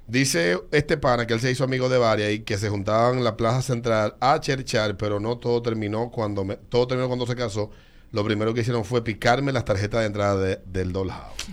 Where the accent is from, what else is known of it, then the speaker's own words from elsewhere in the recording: Villas Agrícolas, Distrito Nacional, Dominican Republic; yo vengo de Villa, Villa, Villas Agrícolas